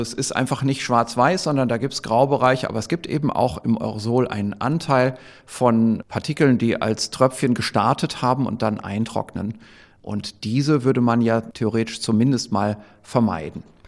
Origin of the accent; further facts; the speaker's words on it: Northern Germany, Germany; accent: Low German (Plattdeutsch); Ich spreche ja Plattdeutsch